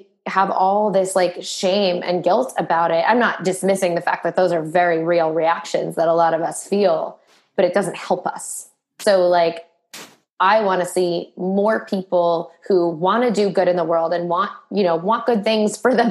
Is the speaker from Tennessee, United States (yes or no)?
no; Boston, Massachusetts, United States; now in New York, United States; I live in New York, but I'm from Boston